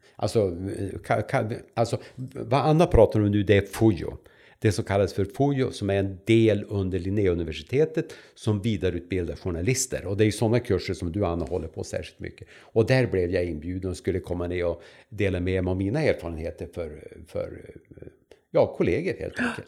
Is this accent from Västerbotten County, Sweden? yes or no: yes; Vännäsby, Västerbotten County, Sweden; also born or lived in Umeå; jag kommer från Vännäsby, som är en liten ort som ligger två och en halv, två och en halv mil väster om Umeå. Där är jag född och där har jag levt